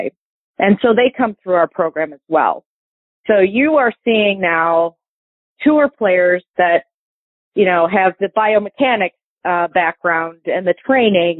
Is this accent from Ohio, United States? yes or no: yes; Toledo, Ohio, United States; I grew up in Toledo.